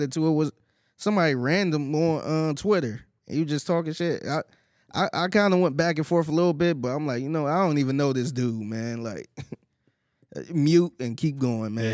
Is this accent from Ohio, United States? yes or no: yes; Cleveland, Ohio, United States; now in Houston, United States; I'm originally from Cleveland and I'm from the hood